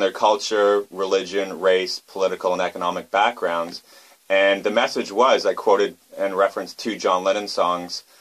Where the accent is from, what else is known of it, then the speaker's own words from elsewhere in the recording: Vancouver, British Columbia, Canada; moved away as an adult; now in South Korea; I'm from Vancouver, Canada